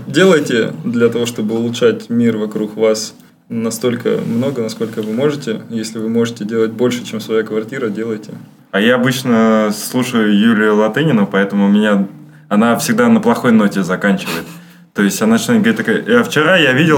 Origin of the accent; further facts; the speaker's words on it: Saint Petersburg, Russia; я просто петербуржец